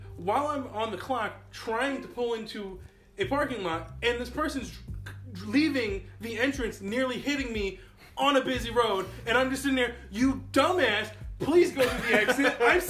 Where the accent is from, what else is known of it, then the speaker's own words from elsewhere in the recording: New Jersey, United States; now in Pennsylvania, United States; As the Wings knows, I'm from Jersey.